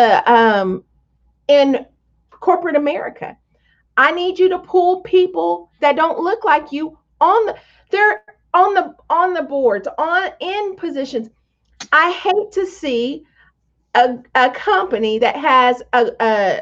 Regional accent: Tonganoxie, Kansas, United States; I grew up in Tonganoxie, Kansas

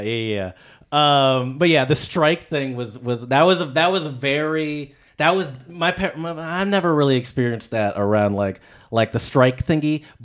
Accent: Michigan, United States; I'm from Michigan

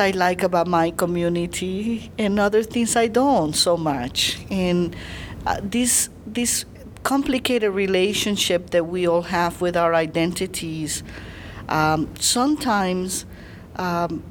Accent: Puerto Rico; moved away as an adult; also born or lived in Cuba / California; I was born in Cuba, I grew up in Puerto Rico, and then at age 18 I went to California

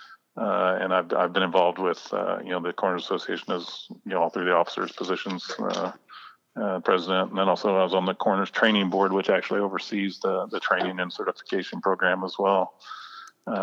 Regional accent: Crawfordsville, Indiana, United States; I was born and raised here in Crawfordsville, just a small town guy.

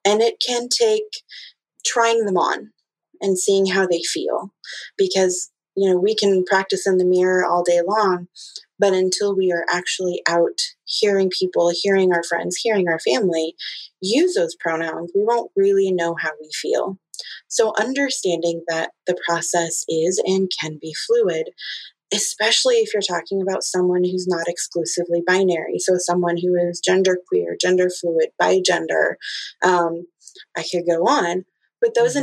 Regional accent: Midwest, United States; I'm from the Midwest

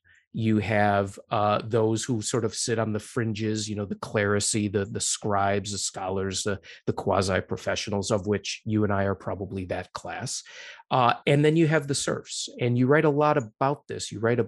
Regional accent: Chicago, Illinois, United States; When I was growing up in Chicago

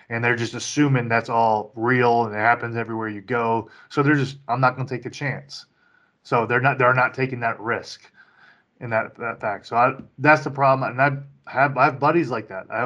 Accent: Florida, United States; also born or lived in Kentucky / Louisiana; Because I grew up multiple places in Florida. I grew up in Florida, uh, in Kentucky. I also grew up in Louisiana.

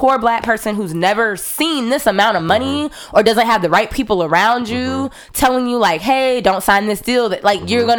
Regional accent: South Carolina, United States; moved away as an adult; now in Los Angeles, United States; growing up in South Carolina

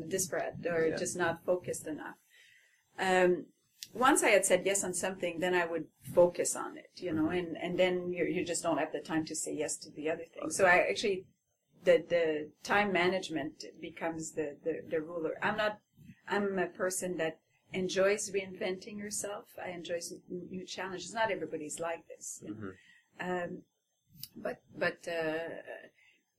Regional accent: Quebec, Canada; first language French; English is a second language; moved away as an adult; also born or lived in Montreal; now in Ottawa, Canada; I had just arrived, and I was like the French-Canadian woman

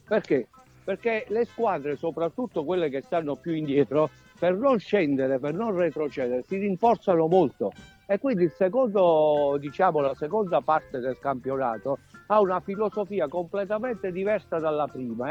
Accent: Grumento Nova, Basilicata, Italy; moved away as an adult; now in Rome, Italy; vengo anch'io da, come voi, no? da un piccolo borgo che è Grumento Nova

